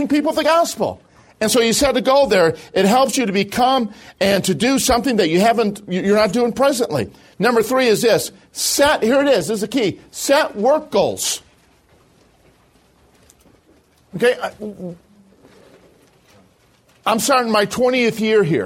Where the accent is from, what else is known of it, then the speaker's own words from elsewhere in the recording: Chicago, Illinois, United States; moved away; I'm originally from Chicago.